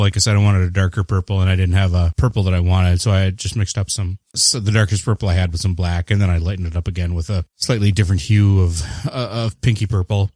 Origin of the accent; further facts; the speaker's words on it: Canada; I am the Canadian